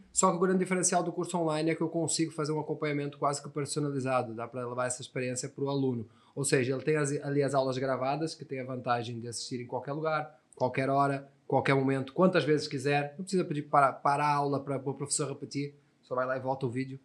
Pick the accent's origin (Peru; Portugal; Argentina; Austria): Portugal; first language Portuguese; moved away as an adult; now in Brazil; Sou português, nasci em Portugal